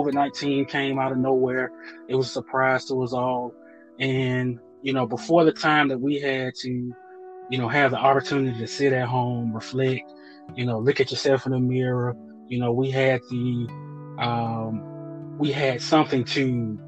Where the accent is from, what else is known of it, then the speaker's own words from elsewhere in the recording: Birmingham, Alabama, United States; moved away as an adult; also born or lived in Normal, Alabama; now in Nashville, United States; I'm originally from Birmingham, Alabama.